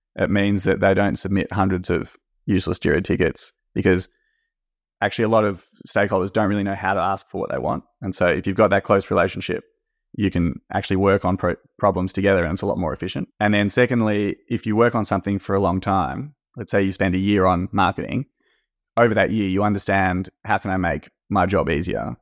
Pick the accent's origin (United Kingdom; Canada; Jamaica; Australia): Australia; moved away as an adult; now in France; I grew up in Australia and was working in investment banking in Australia in M&A. And then at some point wanted to change, so I moved to France, which is where my dad's from.